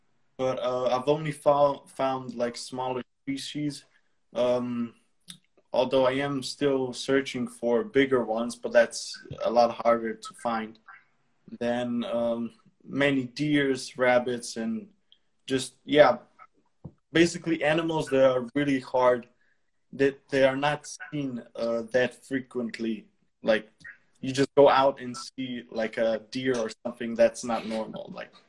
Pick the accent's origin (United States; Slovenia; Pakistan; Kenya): Slovenia; Bled, Upper Carniola; English is a second language; I'm from Slovenia, from Bled, city Bled. I'm 19 years old